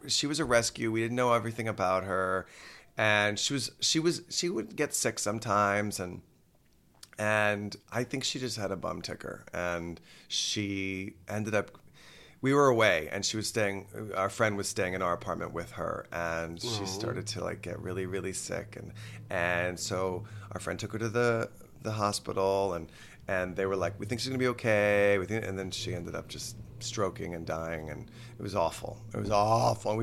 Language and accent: English; Texas, United States; now in New York City, United States; I'm from Texas